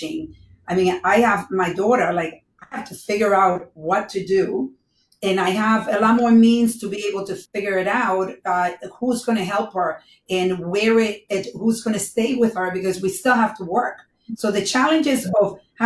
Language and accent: English; Dominican Republic; being a Dominican